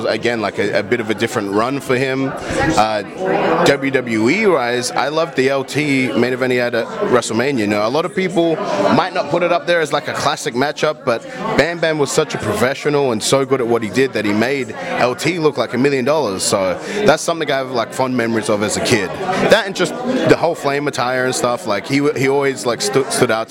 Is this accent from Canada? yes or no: no; Australia; moved away as an adult; also born or lived in Florida; now in United States; I'm originally from Australia, so it's basically summertime all year round